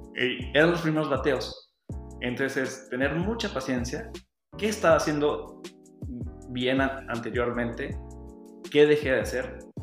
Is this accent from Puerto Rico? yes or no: no; San Luis Potosí, Mexico; moved away as an adult; regreso a San Luis, que es mi tierra, están mis amigos, está mi familia